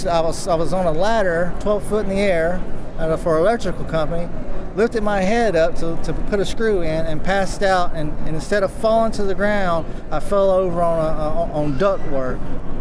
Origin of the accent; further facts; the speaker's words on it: United States; I was raised in American poverty.